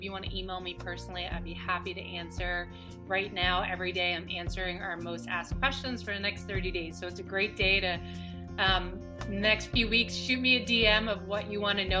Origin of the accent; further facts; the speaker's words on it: Alabama, United States; from Alabama. Come on.